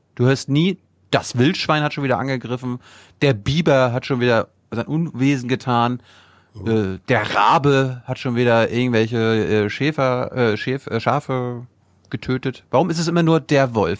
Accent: Mecklenburg-Vorpommern, Germany; ich bin ja aus MacPom

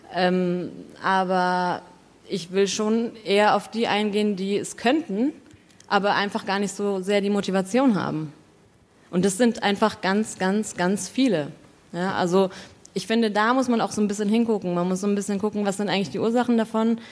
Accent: Southern Germany, Germany; ich komme aus Süddeutschland

